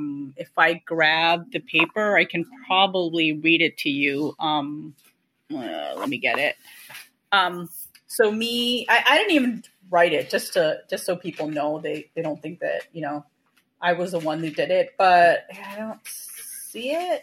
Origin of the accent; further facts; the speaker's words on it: India; it was offensive to me because I'm a Indian Muslim